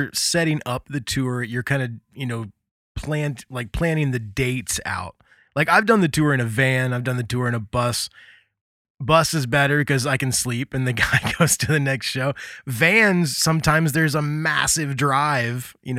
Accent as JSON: {"language": "English", "region": "Indiana", "country": "United States", "tie": "born or raised there", "said": "I grew up in Indiana"}